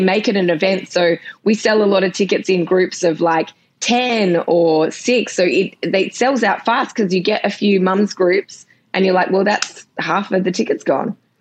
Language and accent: English; Australia; I'm just from Australia.